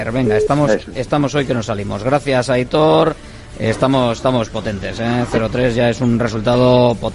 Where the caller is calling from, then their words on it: Basauri, Basque Country, Spain; de Basauri.